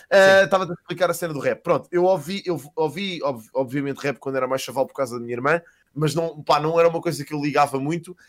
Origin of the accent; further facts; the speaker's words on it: Casal de Cambra, Lisbon, Portugal; also born or lived in Queluz; eu cresci em Casal de Câmara, andei na escola primária em Queluz